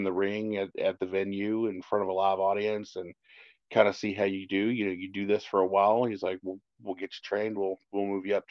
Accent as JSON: {"language": "English", "town": "Jeffersonville", "region": "Indiana", "country": "United States", "said": "we're from Jeffersonville"}